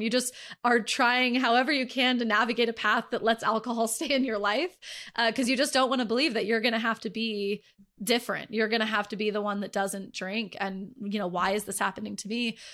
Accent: Northern California, United States; also born or lived in Dallas, Texas; I was born in Dallas, raised in Northern California

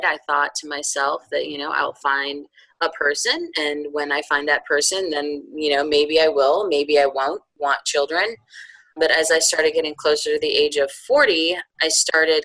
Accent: outside of Chicago, Illinois, United States; moved away as an adult; also born or lived in upstate New York; now in North Carolina, United States; spent my formative years outside of Chicago

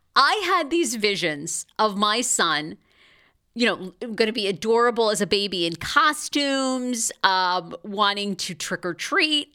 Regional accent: Maine, United States; now in Los Angeles, United States; I'm from Maine.

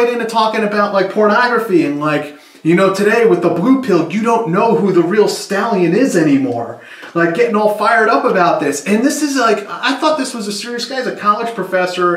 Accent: United States; I'm an American

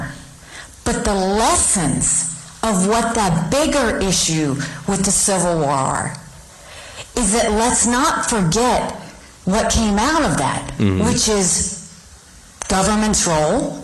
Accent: the South, United States; as a Southerner

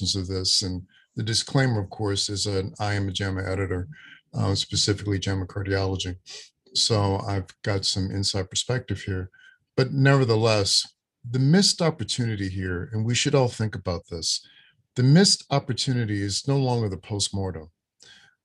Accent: Louisiana, United States; a child born in 1958 and growing up in Louisiana in the Deep South

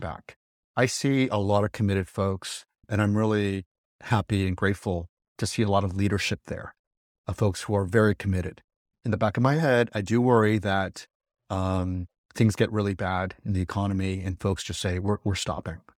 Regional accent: California, United States; California, this, my home state

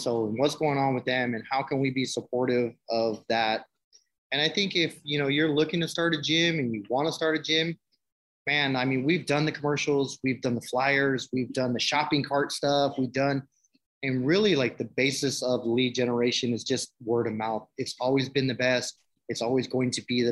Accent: San Francisco, California, United States; I come from San Francisco from nothing, group homes, institutions, my whole life.

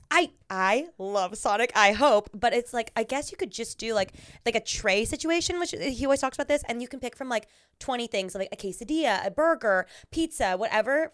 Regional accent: Orange County, California, United States; I grew up in Orange County

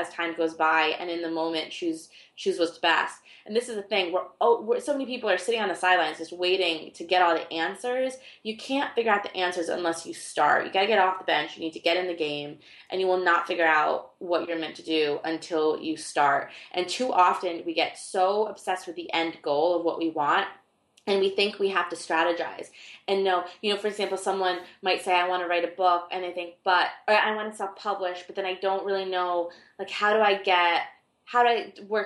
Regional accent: Argentina; I was born in Argentina

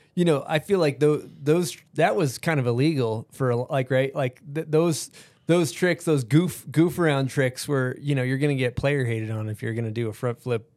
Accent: East Coast, United States; growing up on the East Coast

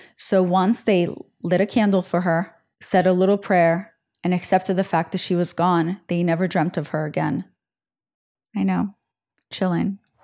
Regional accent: Israel; moved away; when I was growing up in Israel

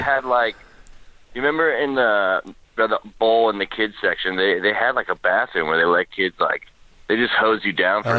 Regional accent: South Carolina, United States; now in Oakland, United States; I'm from South Carolina originally, but I went to Tampa Pro when I was like 13 or 14

